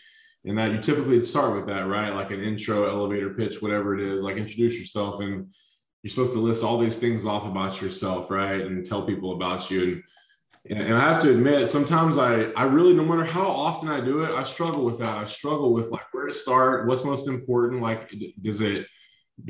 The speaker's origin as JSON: {"language": "English", "town": "Baytown", "region": "Texas", "country": "United States", "tie": "born or raised there", "lives_now": "Austin, United States", "said": "I grew up in Baytown, which is kind of the east side of Houston, Texas"}